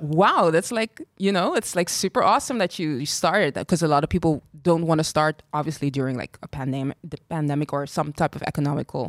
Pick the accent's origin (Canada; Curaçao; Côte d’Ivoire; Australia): Curaçao; moved away as an adult; also born or lived in Equatorial Guinea / Ireland / Spain; I'm from Curacao as well, very born and raised proud Caribbean girl.